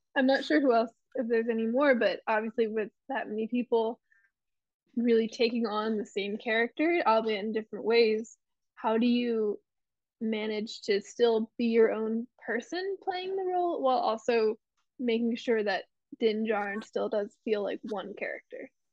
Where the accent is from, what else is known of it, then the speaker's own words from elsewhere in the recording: Pennsylvania, United States; moved away as an adult; now in Los Angeles, United States; I'm from Pennsylvania